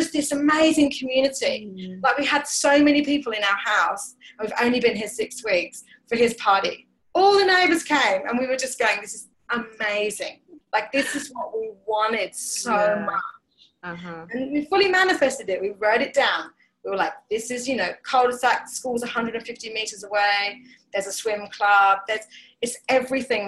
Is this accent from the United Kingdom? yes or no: yes; England, United Kingdom; I'm English